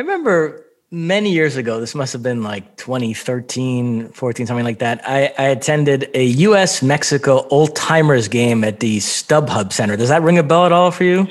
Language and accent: English; Brazil; moved away; also born or lived in Michigan; born and raised in Brazil, so huge soccer fan